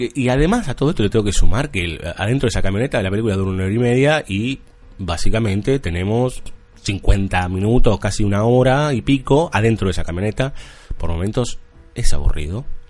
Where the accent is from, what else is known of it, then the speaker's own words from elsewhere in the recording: Buenos Aires, Argentina; Como buen capitalino. La gente de provincia nos mira de reojo un poco a los, a los porteños